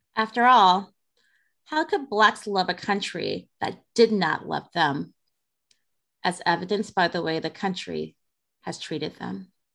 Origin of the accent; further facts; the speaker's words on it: Detroit, Michigan, United States; growing up in Detroit